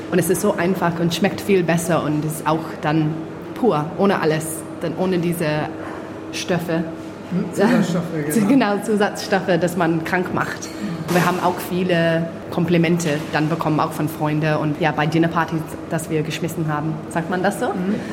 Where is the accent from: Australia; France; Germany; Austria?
Australia; Mornington, Victoria; born there; German is a second language; Ich bin auch 31 Jahre alt und ich bin Gebürtige aus Mornington hier in Australien.